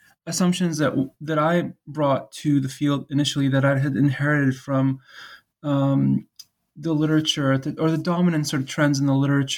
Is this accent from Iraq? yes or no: yes; Iraq; also born or lived in Kuwait; now in United States; my own background is Iraqi, and I grew up partly in the Gulf. We lived in Kuwait when I was young to just before adolescence. And at that time, we moved to the United States. So being from Iraq and of an Iraqi family